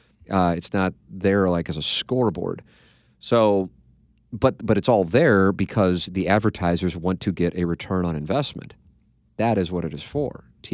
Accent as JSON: {"language": "English", "town": "St. Louis", "region": "Missouri", "country": "United States", "tie": "born or raised there", "said": "However, I was born and raised in St. Louis and have always been intrigued by the Mizzou fan base"}